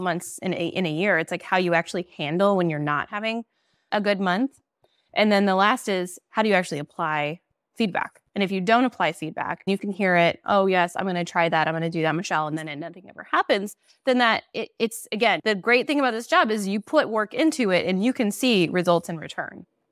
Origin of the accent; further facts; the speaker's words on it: Nebraska, United States; moved away as an adult; also born or lived in Iowa; now in Chicago, United States; I'm actually from Nebraska. I moved from Nebraska to Iowa to open an office there